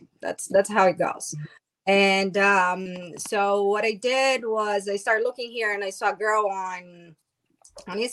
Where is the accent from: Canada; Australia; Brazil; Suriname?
Brazil; now in United States; I'm from Brazil